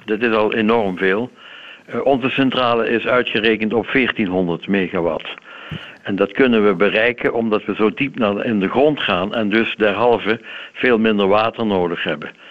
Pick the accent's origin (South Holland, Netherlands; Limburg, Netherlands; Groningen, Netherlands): Limburg, Netherlands; ik ben zelf een Limburger hoor, dus dat is geen Hollander.